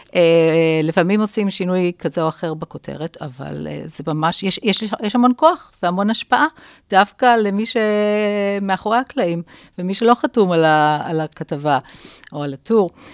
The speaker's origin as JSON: {"language": "Hebrew", "town": "Jerusalem", "region": "Jerusalem District", "country": "Israel", "tie": "born or raised there", "also_born_or_lived": "London / Paris / Tel Aviv", "said": "אני ירושלמית במקור, אז, אה, לצערי זה כבר לא הירושלים שאני גדלתי בה"}